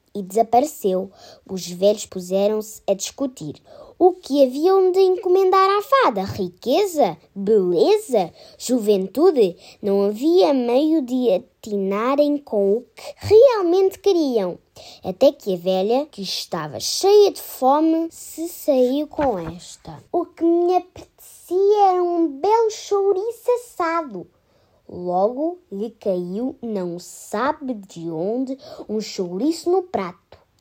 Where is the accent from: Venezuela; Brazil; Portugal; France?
Portugal; venho da escola em de Pombal e sou de Portugal